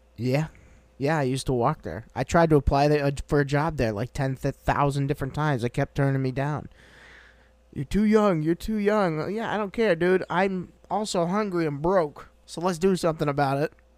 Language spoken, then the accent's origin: English; Brattleboro, Vermont, United States; I was born in Brat